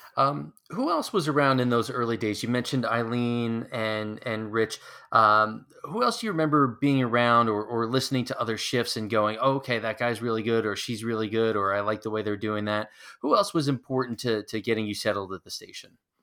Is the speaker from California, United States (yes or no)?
no; near Hofstra, New York, United States; I grew up near Hofstra